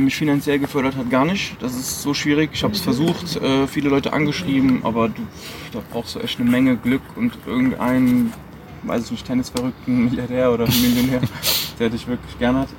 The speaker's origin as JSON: {"language": "German", "region": "Saarland", "country": "Germany", "tie": "born or raised there", "said": "ich bin in Deutschland geboren, ähm, im Saarland"}